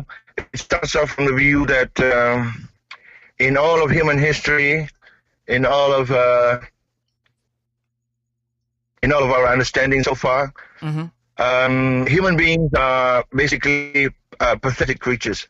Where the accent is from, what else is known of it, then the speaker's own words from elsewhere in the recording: East Malaysia, Malaysia; I'm from Malaysia.